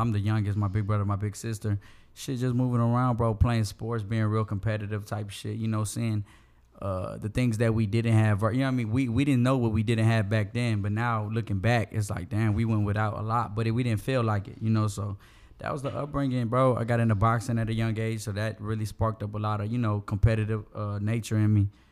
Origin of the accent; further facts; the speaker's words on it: Houston, Texas, United States; I'm from the southeast side of Houston. I'm from Meadowbrook.